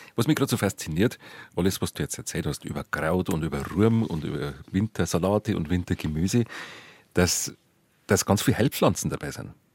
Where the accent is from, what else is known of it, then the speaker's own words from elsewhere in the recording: Bavaria, Germany; bei uns in Bayern